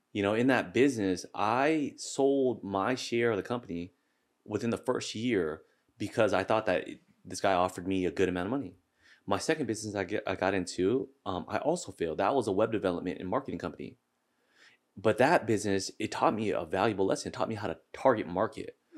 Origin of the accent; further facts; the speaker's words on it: Seattle, Washington, United States; I was born and raised here in Seattle